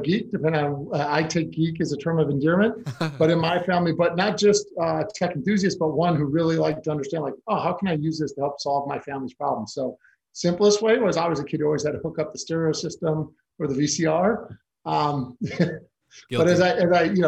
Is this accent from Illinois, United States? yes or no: yes; Chicago, Illinois, United States; also born or lived in Argentina / Italy / China / North Carolina; now in Los Angeles, United States; I'm originally born and raised in Chicago. I've lived now in the Los Angeles area for over 25 years